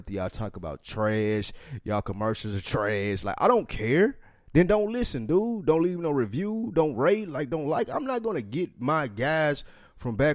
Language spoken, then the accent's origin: English; the South, United States; Like we're from the South, we fuck with No Limit as opposed to them.